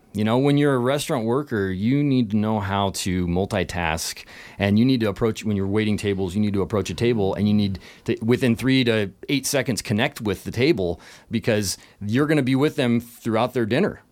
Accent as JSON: {"language": "English", "town": "Leavenworth", "region": "Washington", "country": "United States", "tie": "born or raised there", "said": "I was born in Leavenworth, And this is a Bavarian village up in, uh, the Washington, central Washington area"}